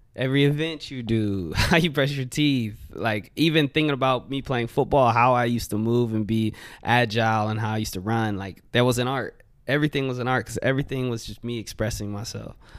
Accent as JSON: {"language": "English", "town": "Wimberley", "region": "Texas", "country": "United States", "tie": "born or raised there", "also_born_or_lived": "Austin", "said": "I grew up in Wimberley."}